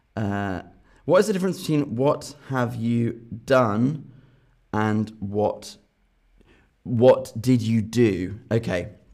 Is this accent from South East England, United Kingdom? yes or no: no; Northern Ireland, United Kingdom; also born or lived in London; now in Berlin, Germany; I'm from Northern Ireland